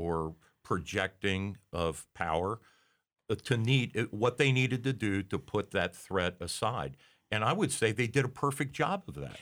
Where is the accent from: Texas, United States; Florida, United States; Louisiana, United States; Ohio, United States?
Ohio, United States; I'm not proud of being an Ohioan